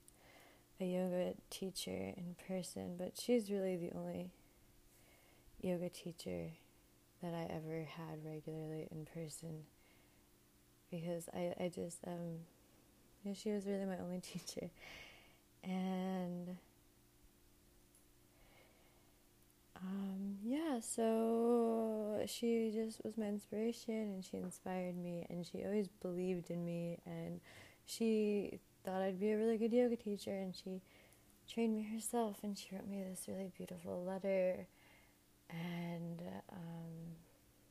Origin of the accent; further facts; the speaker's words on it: New Jersey, United States; moved away as an adult; also born or lived in Miami; I moved from my hometown in New Jersey to Miami to go to college